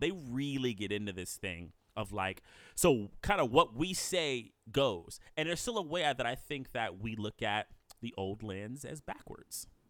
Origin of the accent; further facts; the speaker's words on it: United States; I'm an American born black. My, my, my family roots go really, you know, long back here.